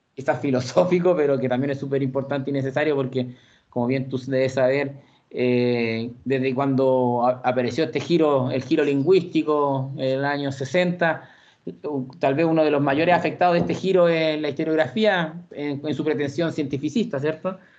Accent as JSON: {"language": "Spanish", "town": "Santiago", "region": "Santiago Metropolitan Region", "country": "Chile", "tie": "born or raised there", "also_born_or_lived": "Puente Alto / La Florida", "said": "soy santiaguino, provengo de una familia eh, de extracción bien popular. Eh, nací en la comuna de La Granja el año 88"}